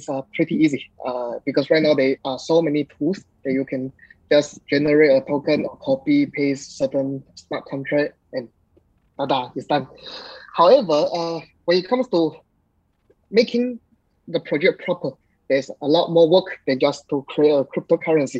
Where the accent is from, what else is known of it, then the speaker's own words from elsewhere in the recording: Singapore; now in Vietnam; I'm currently in Vietnam, but I'm from Singapore.